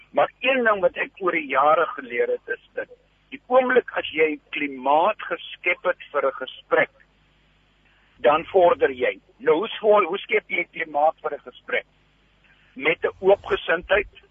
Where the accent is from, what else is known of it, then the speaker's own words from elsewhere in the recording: Namibia; now in South Africa; ek het in Namibië groot geword